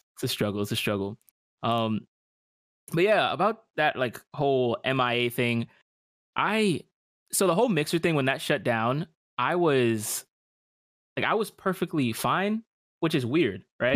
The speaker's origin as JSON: {"language": "English", "town": "New York City", "region": "New York", "country": "United States", "also_born_or_lived": "Westchester, New York", "moved": "yes", "lives_now": "Florida, United States", "said": "I'm from New York, and in New York, we, we move around a lot"}